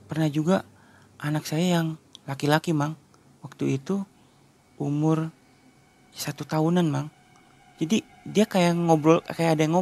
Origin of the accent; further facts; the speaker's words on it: Cirebon, West Java, Indonesia; saya bilang Aang ya karena saya orang Cirebon gitu kan saya bilang Ang